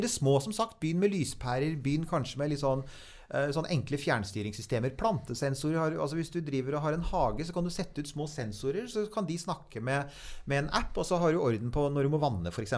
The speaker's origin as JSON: {"language": "Norwegian", "country": "Norway", "said": "vi som nordmenn"}